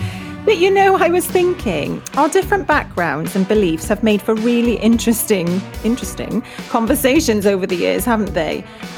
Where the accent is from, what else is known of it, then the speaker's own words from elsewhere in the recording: South Wales, United Kingdom; as a child growing up in South Wales.